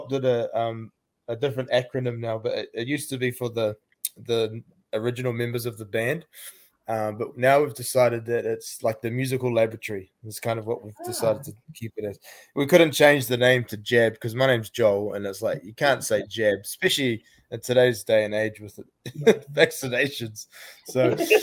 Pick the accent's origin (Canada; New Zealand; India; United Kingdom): New Zealand; we're from Aotearoa, New Zealand